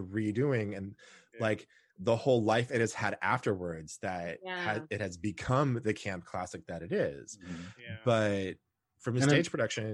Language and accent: English; Houston, Texas, United States; I grew up in Texas, and so I learned to drive a tractor. And so, I grew up in the city of Houston.